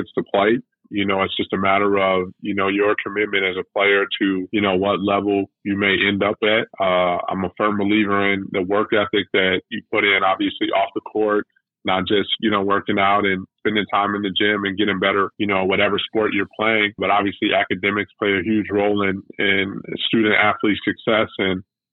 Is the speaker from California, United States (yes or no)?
no; Chicago, Illinois, United States; I grew up in Chicago. I'm born and raised.